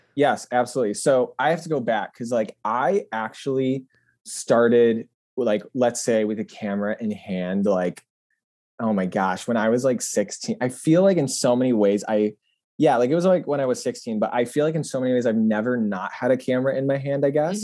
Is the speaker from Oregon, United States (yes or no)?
no; Grand Rapids, Michigan, United States; moved away; also born or lived in Washington, D.C.; my hometown, which was Grand Rapids at the time